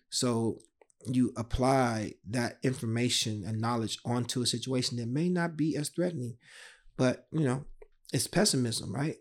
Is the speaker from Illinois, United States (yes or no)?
yes; Chicago, Illinois, United States; a kid drawing, growing up on the South Side of Chicago.